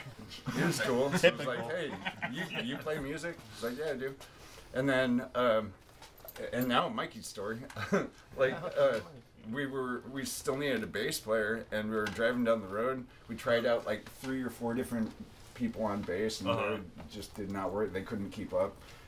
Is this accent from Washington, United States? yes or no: yes; Olympia, Washington, United States; We're from Olympia, by the way.